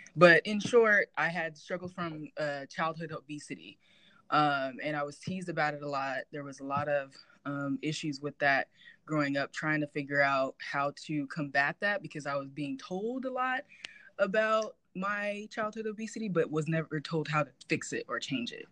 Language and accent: English; Rialto, California, United States; I grew up in Rialto, California